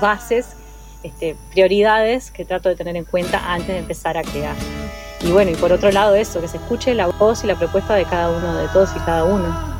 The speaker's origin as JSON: {"language": "Spanish", "region": "Montevideo", "country": "Uruguay", "tie": "born or raised there", "moved": "yes", "said": "yo soy montevideana, nací y me crié en Positos"}